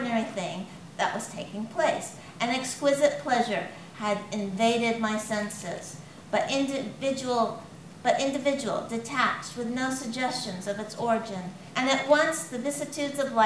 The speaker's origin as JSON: {"language": "English", "region": "California", "country": "United States", "tie": "born or raised there", "moved": "yes", "lives_now": "northern England, United Kingdom", "said": "I grew up in California"}